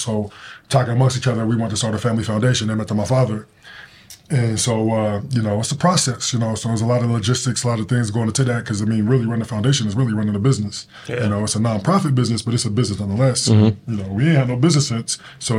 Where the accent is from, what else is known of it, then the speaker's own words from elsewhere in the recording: Denver, Colorado, United States; Denver, Colorado.